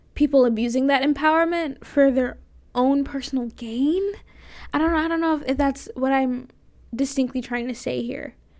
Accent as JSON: {"language": "English", "region": "Florida", "country": "United States", "moved": "yes", "said": "I'm from Florida"}